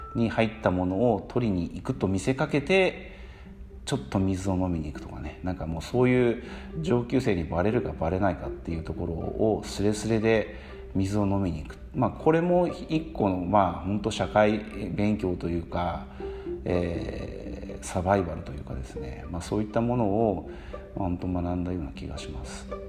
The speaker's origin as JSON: {"language": "Japanese", "region": "Kumamoto", "country": "Japan", "tie": "born or raised there", "said": "生まれは、えー、九州熊本です熊本県熊本市小山町っていうところに生まれました"}